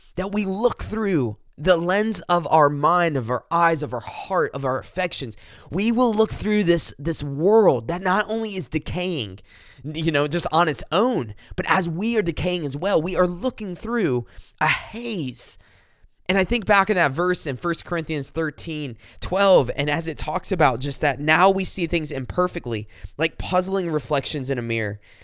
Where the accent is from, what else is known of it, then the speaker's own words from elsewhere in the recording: South Carolina, United States; I'm from South Carolina, kinda at the foot of the Blue Ridge Mountains